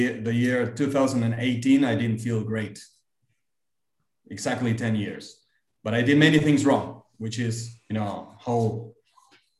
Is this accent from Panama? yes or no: no; Argentina; also born or lived in United States; I came back to Argentina